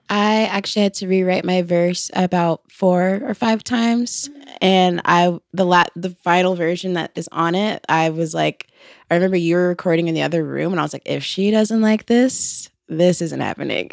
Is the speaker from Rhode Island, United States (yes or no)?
no; Atlanta, Georgia, United States; we're from Atlanta, and, like, that's definitely a huge influence, but I think also, like, being on the outskirts of Atlanta